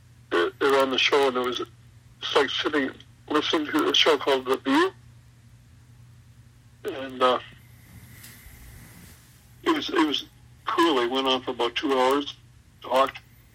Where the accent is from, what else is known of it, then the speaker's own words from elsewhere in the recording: Western Canada, Canada; I'm from Western Canada, man. We have no water around here. It's all of this prairie and stuff.